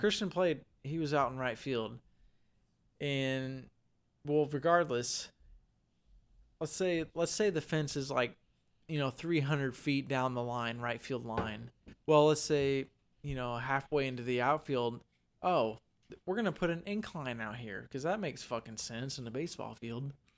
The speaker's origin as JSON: {"language": "English", "town": "Vandalia", "region": "Illinois", "country": "United States", "said": "we're originally from Vandalia, Illinois"}